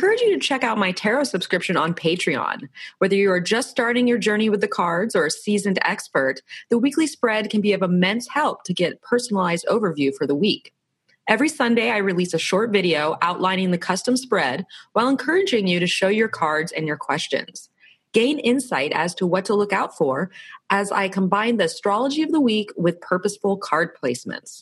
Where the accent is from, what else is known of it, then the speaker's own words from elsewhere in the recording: Florida, United States; now in San Diego, United States; I'm from Florida, so we kind of have that East Coast, Southeast going on